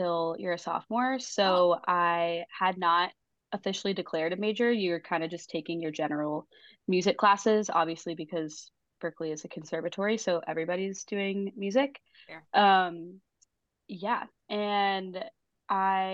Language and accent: English; Houston, Texas, United States; moved away as an adult; also born or lived in Fort Worth, Texas; now in Nashville, United States; I'm from Houston, Texas, but I live in Nashville now